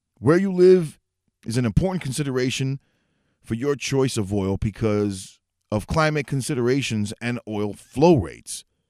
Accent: New York City, New York, United States; moved away as an adult; also born or lived in Northeast Bronx; now in Orange County, New York, United States; I'm originally from New York City, but I moved about an hour and a half out in a suburb of the city up north, Orange County

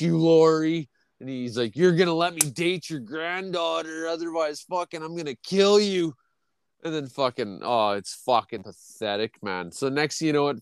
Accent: Canada; I'm Canadian

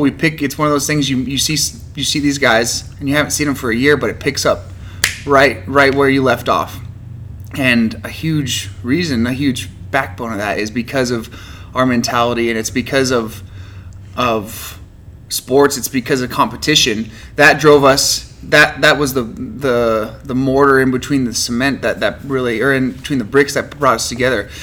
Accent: Farmington, New Mexico, United States; also born or lived in Laramie, Wyoming; I moved to Farmington right before my fifth birthday. I was born born in Laramie, Wyoming, but moved here.

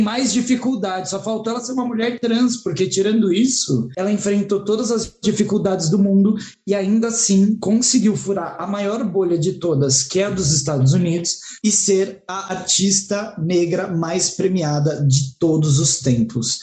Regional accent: Brazil; eu sou brasileira

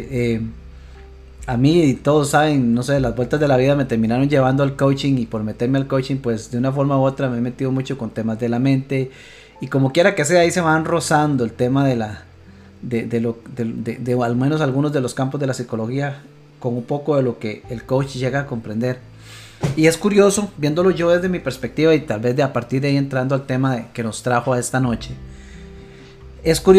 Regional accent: Costa Rica; nosotros como buenos ticos cada uno su casa y Dios en la de todos

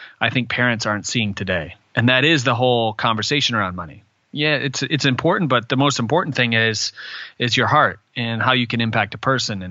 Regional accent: Michigan, United States; growing up in Michigan and living in a really small town

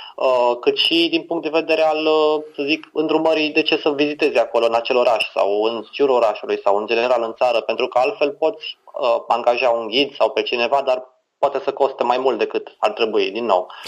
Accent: Romania; ca și român, mă privesc ca pe un alb

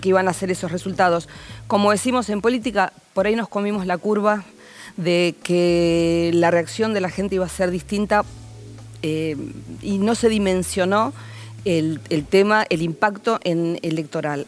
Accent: Avellaneda, Buenos Aires Province, Argentina; Yo soy del conurbano, de Avellaneda

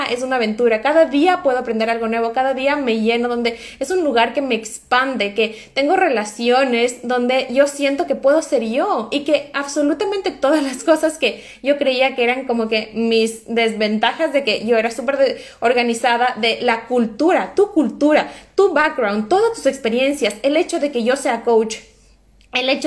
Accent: Ecuador; now in Norway; como soy ecuatoriana y como no hablo suficiente bien noruego, entonces es como que estoy en desventaja

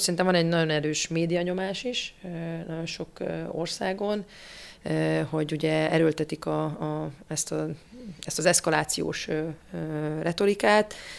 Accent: Miskolc, Borsod-Abaúj-Zemplén, Hungary; Én magam miskolci származású vagyok

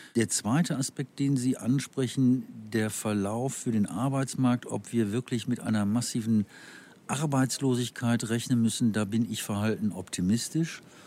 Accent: North Rhine-Westphalia, Germany; ich komme aus Nordrhein-Westfalen

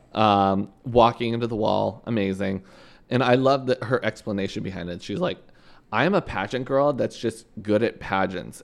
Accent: Canada; moved away; coming from Canada

